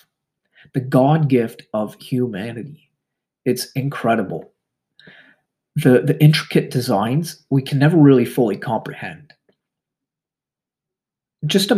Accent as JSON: {"language": "English", "country": "Canada", "said": "I'm Canadian"}